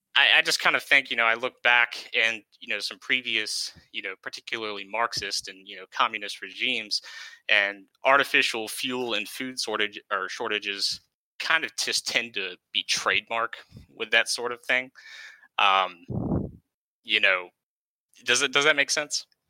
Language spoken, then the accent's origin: English; East Coast, United States; moved away; I'm originally from the East Coast